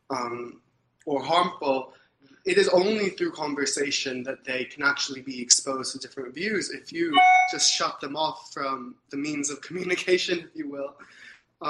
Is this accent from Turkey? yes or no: yes; Ankara, Central Anatolia, Turkey; moved away as an adult; also born or lived in New York City, United States; now in Canada; I grew up in Turkey